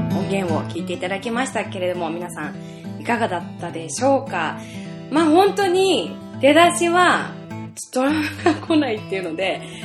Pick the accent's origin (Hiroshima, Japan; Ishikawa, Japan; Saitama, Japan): Saitama, Japan; Sayama; now in Yokohama, Japan; 私の地元はですねここ埼玉県狭山市なので、えー、所沢から本当すぐ近いところで生まれ育ったんですけれども今横浜に住んでまして